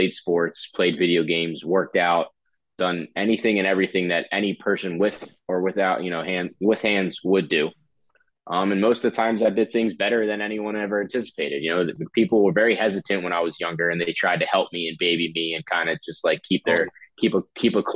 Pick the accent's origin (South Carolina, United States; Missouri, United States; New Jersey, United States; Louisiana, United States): New Jersey, United States; Northfield; moved away as an adult; now in Miami, United States; I grew up in New Jersey